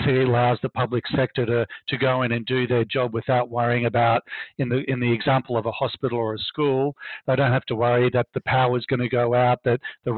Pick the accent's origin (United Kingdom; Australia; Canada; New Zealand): Australia; Brisbane, Queensland; moved away as an adult; now in New York, United States; as a little kid growing up, little gay kid growing up in Brisbane, Australia